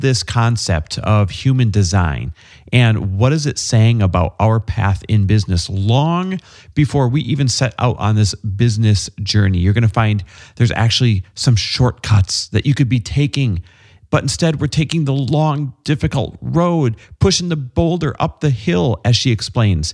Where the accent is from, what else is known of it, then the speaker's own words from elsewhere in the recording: Wisconsin, United States; I'm from Wisconsin